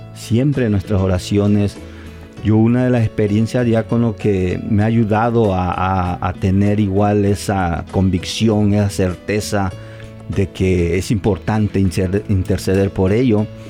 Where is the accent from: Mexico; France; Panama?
Mexico; Tabasco; moved away; yo donde soy de Tabasco